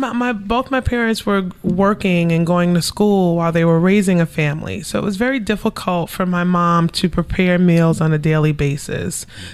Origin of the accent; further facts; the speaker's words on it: Savannah, Georgia, United States; also born or lived in New York City; I was born in New York City, and so was my brother. And I think after he was born, she wanted to be closer to family. So we lived in Savannah for about five, six years.